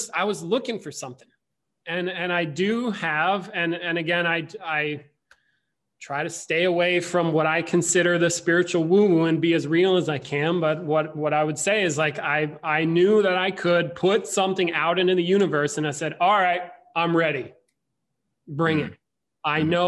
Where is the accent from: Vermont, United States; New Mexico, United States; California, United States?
Vermont, United States; I grew up in Vermont